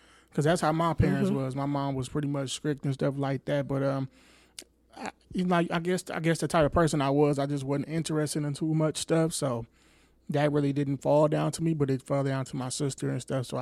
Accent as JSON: {"language": "English", "town": "Milwaukee", "region": "Wisconsin", "country": "United States", "tie": "born or raised there", "said": "I grew up in that zip code, 53218"}